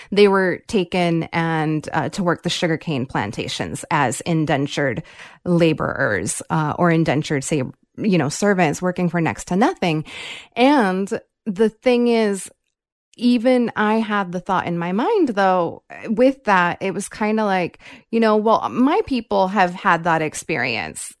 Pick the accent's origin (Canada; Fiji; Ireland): Fiji; I'm not actually from India. I am from Fiji